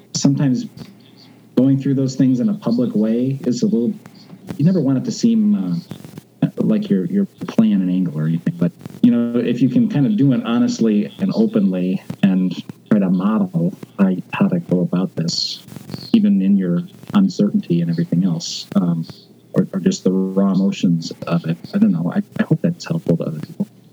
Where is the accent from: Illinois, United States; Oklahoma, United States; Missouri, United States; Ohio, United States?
Illinois, United States; outside of Chicago; I grew up outside of Chicago in Illinois, where it's flat